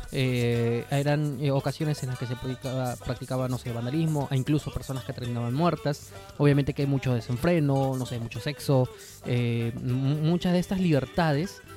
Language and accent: Spanish; Lima, Peru; nosotros pues somos limeños mazamorreros